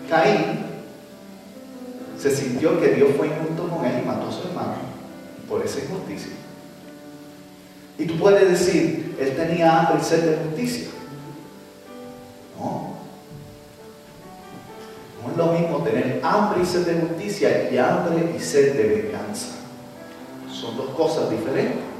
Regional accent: Puerto Rico; mi país, Puerto Rico

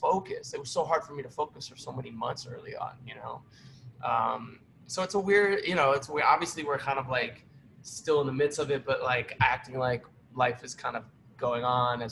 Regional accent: Cleveland, Ohio, United States; moved away as an adult; now in New York, United States; Cleveland, Ohio, born and raised

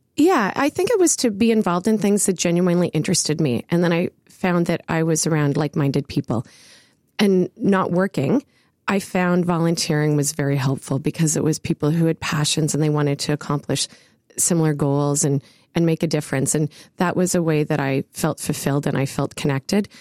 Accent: Ottawa, Ontario, Canada; I grew up in the West End of Ottawa

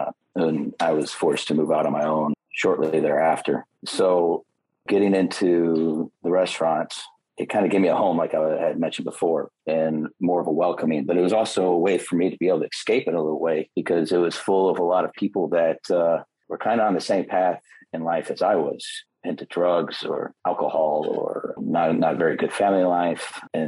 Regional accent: Illinois, United States; I'm originally from Illinois.

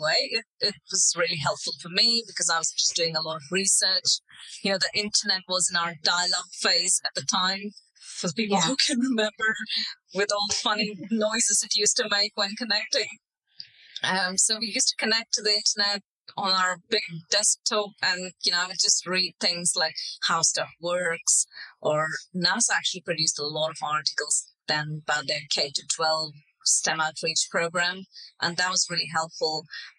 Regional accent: India; also born or lived in Middle East; culturally, you know, I'm an Indian person, but I grew up in the Middle East in a quite a different culture.

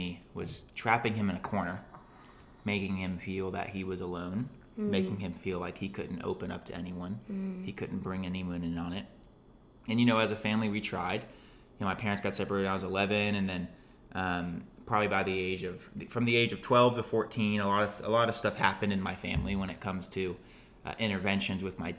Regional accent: Fort Myers, Florida, United States; I'm from Fort Myers, and I have three older brothers.

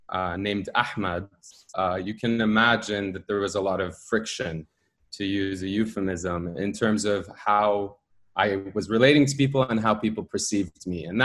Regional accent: United States; born there; I was born in the United States

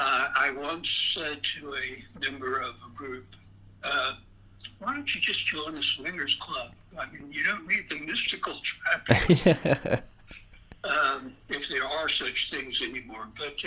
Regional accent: Augusta, Georgia, United States; accent: swamp-related Augusta accent; I'm originally from Augusta, Georgia, or Augusta, Georgia, because there's a swamp-related accent there that I had to outgrow

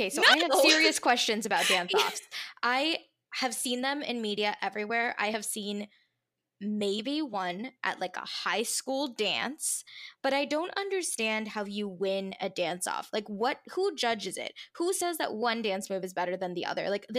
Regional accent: India; Yeah, so, okay, I'm Indian

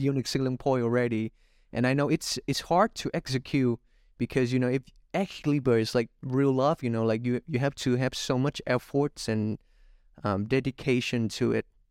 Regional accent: Vietnam; my home country, Vietnam, again, 'cause I'm a Vietnamese guy

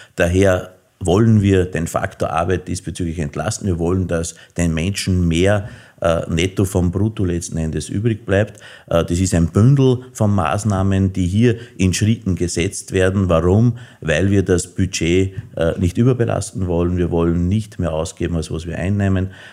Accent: Innviertel, Upper Austria, Austria; Und nachdem ich aus dem Innviertel komme

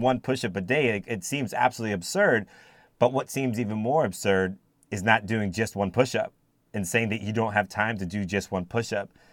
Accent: United States; also born or lived in Cayman Islands / Jamaica; being born in the United States and raised in the United States primarily, um, as an African American

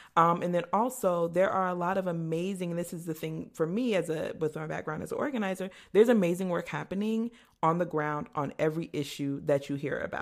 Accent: Mesa, Arizona, United States; I grew up in a historically segregated area of Mesa, Arizona

